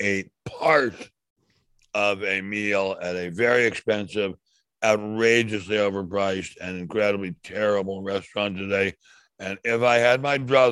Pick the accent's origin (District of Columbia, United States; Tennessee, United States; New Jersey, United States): District of Columbia, United States; Washington; When I was a child growing up in Washington, D.C., your nation's capital